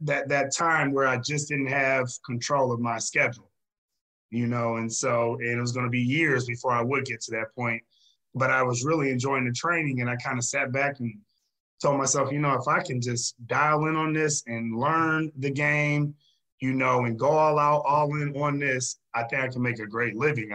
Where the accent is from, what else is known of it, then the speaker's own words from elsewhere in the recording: Fremont, Ohio, United States; moved away; my first training job was in my hometown in Fremont, Ohio